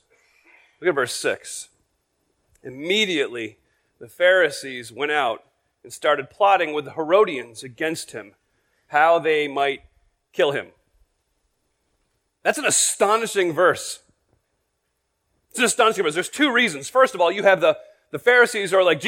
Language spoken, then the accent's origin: English; United States; as American Christians